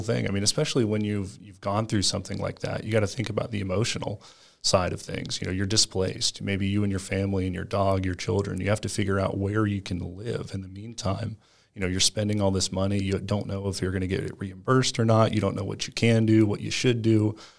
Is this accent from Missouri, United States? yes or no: no; Panama City, Florida, United States; born there; now in Tampa, United States; Yeah, so I was originally born in Panama City, Florida, but I've lived all over the United States. I call Tampa, Florida my home.